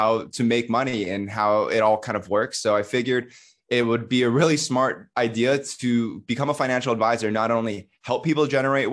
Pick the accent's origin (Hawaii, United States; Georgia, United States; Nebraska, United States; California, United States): Hawaii, United States; moved away as an adult; also born or lived in New York City; I grew up in Hawaii in kind of like a rural countryside